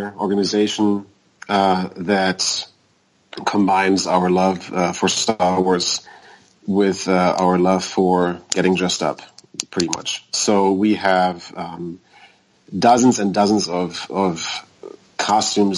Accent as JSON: {"language": "English", "country": "Germany", "tie": "born or raised there", "moved": "as an adult", "lives_now": "United States", "said": "I was born in Germany. I moved to the U.S. 10 years ago."}